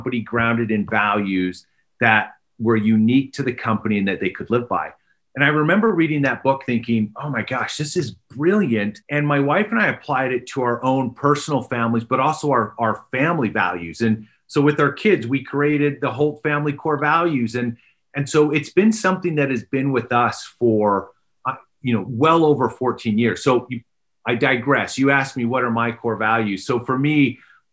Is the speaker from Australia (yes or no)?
no; Canada; moved away as an adult; also born or lived in England; now in Pennsylvania, United States; I grew up in Canada